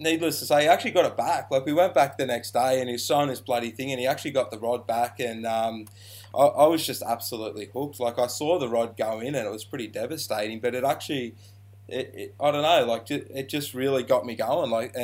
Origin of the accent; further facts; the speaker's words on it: Shepparton, Victoria, Australia; I'm from Shepparton, Victoria. I grew up in Shep as a teenager